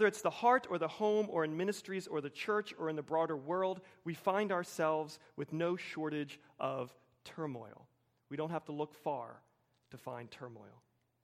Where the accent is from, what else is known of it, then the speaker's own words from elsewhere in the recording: Wilmington, United States; my culture in suburban Wilmington